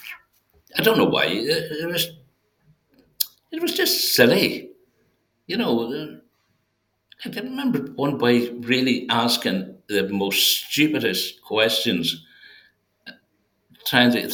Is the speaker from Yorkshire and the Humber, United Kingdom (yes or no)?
no; Dublin Street, Northern Ireland, United Kingdom; I was born in Dublin Street and I lived in Dublin Street until I was married.